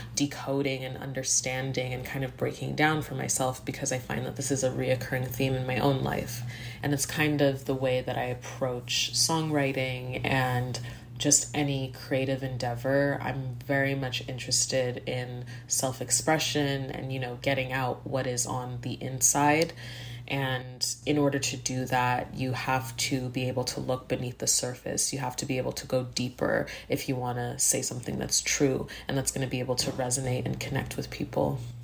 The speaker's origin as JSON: {"language": "English", "town": "Montreal", "region": "Quebec", "country": "Canada", "tie": "born or raised there", "moved": "yes", "lives_now": "Toronto, Canada", "said": "I grew up in Montreal, and I live in Toronto now."}